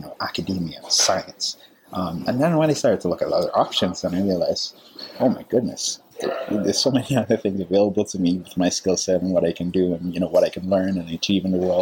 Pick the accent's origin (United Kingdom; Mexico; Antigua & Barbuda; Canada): Antigua & Barbuda; moved away as an adult; also born or lived in South America; now in United States; I'm originally from the Caribbean, small little island, Antigua